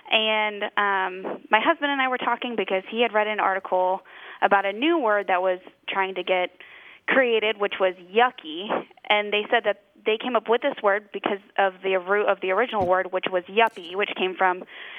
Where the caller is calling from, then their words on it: Cleveland, Ohio, United States; I'm calling from Cleveland, Ohio